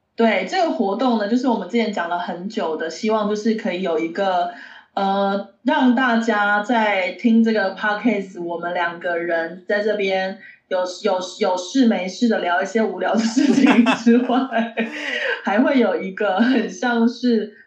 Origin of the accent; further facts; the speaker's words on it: eastern Taiwan, Taiwan; 我是吃东部粽长大的，我们都吃东部粽啊